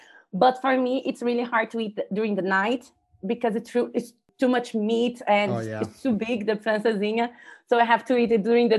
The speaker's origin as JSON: {"language": "English", "town": "Brasilia", "region": "Federal District", "country": "Brazil", "second_language": "English", "lives_now": "Porto, Portugal", "said": "Brasilia, the capital. Yeah."}